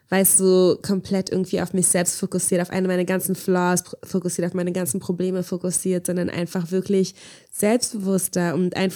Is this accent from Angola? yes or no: yes; Angola; woher kommst du eigentlich? Und als ich meinte Angola